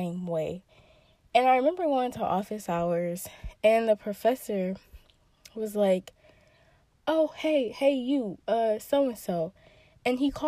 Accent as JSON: {"language": "English", "region": "Michigan", "country": "United States", "tie": "born or raised there", "said": "go to a school in Michigan, in my home state"}